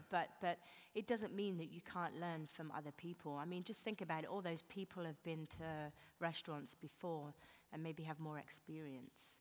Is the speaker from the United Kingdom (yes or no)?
yes; England, United Kingdom; now in New York, United States; being English